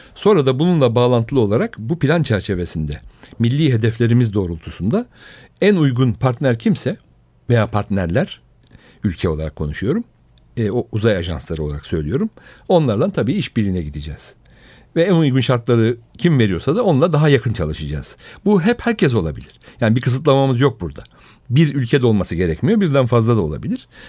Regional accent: Istanbul, Turkey; also born or lived in Rize / Berlin; Üsküdar doğumluyum ben. Aslen Rizeliyim.

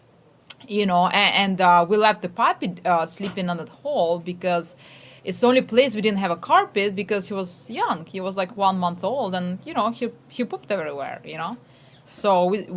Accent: Ukraine; moved away; I'm from Ukraine, and we have these harsh winters

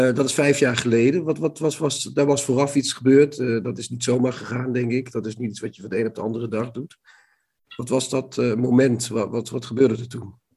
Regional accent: Limburg, Netherlands; Limburg, waar het katholicisme toch redelijk alomtegenwoordig was

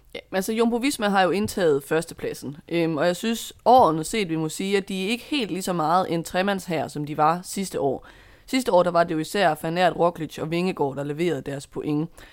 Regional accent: Denmark; som dansker

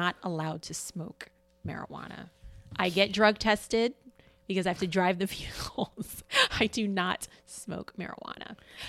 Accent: Jamaica; So I'm Jamaican. I've smoked marijuana.

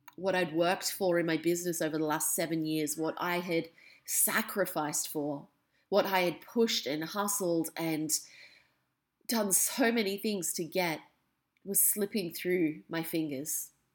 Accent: Australia; also born or lived in England; When I was three, almost four, I moved from England to Australia

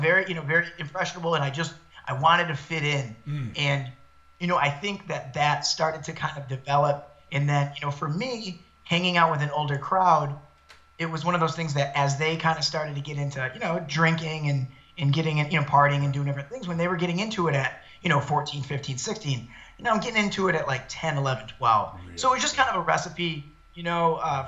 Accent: Detroit, Michigan, United States; moved away as an adult; also born or lived in East Lansing, Michigan; now in Los Angeles, United States; I was born and raised about 10 minutes from downtown Detroit in a neighborhood known as Downriver

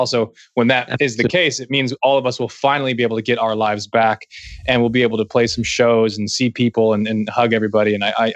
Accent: United States; we as Americans

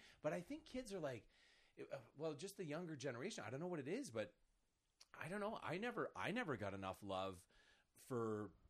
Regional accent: East Coast, United States; I'm from the East Coast. There's a rich history of people that talk.

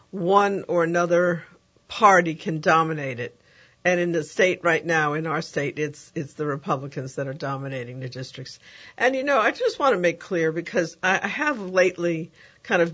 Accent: New York, United States; now in New Orleans, United States; my hometown of New York

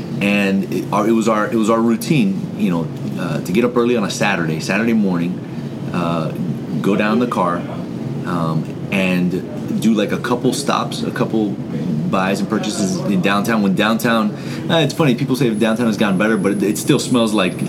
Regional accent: Broward County, Florida, United States; I didn't grow up in Miami. I grew up in Broward.

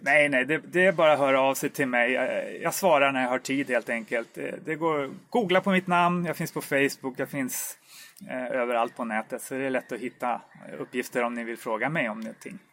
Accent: Stockholm, Stockholm County, Sweden; also born or lived in Uppsala; jag är ju infödd stockholmare från början, vilket kanske hörs lite grann

